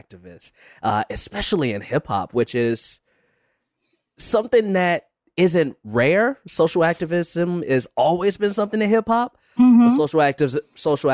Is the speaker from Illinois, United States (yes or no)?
yes; Chicago, Illinois, United States; moved away as an adult; now in Los Angeles, United States; I'm from Chicago and I moved out here to LA about 8 years ago.